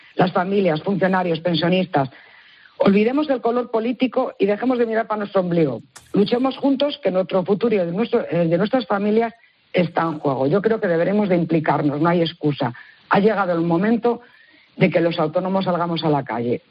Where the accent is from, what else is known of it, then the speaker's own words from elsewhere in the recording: León, Castile and León, Spain; vienes mucho por mi tierra, saludos desde León